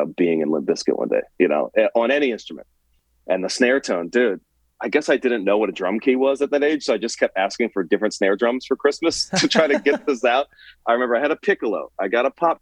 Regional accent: New Orleans, Louisiana, United States; growing up in New Orleans when the only thing cool was hip hop

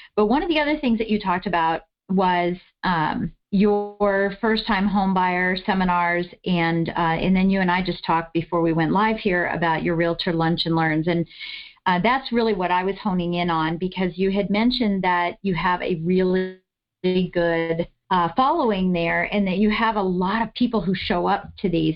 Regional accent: East Coast, United States; I'm from the East Coast

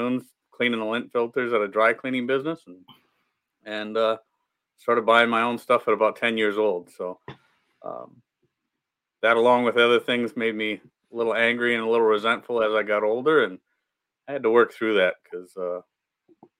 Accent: Midwest, United States; We grew up in the Midwest, grew up poor, working class parents

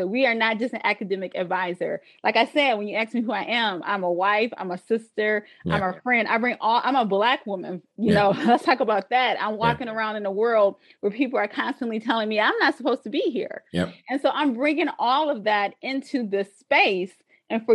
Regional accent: Westland, Michigan, United States; I came again from Wayne Westland Schools

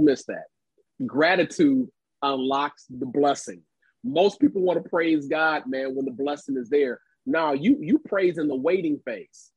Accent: Cincinnati, Ohio, United States; my hometown of Cincinnati, Ohio

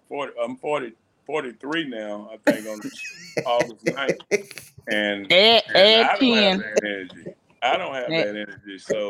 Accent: Texas, United States; Of course, I'm from Texas.

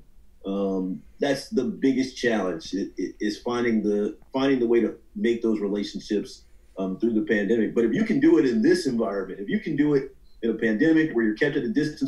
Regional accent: Atlanta, Georgia, United States; I am from the Atlanta area, so I grew up a Falcons fan

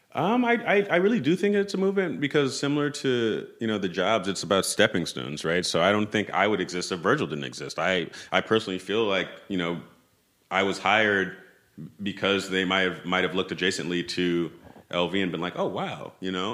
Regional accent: New York City, New York, United States; moved away as an adult; I grew up in Tribeca

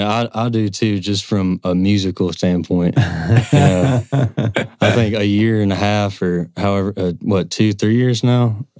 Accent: Cumberland Gap, East Tennessee, United States; About the age of 12 or 13, me and my buddies in East Tennessee, where we grew up in the Cumberland Gap, started messing around with instruments.

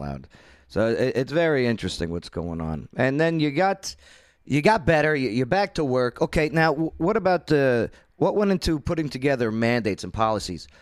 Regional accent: the North, United States; moved away as an adult; now in Clarksville, United States; I'm a Yankee, or now I'm a damn Yankee since I'm a homeowner here in the South Tennessee

